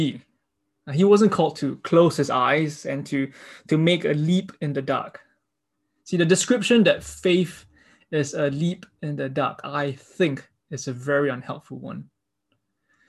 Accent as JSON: {"language": "English", "country": "Singapore", "said": "Being Singaporean, I've been trained by my government with the propaganda that feeds to me to think pragmatically"}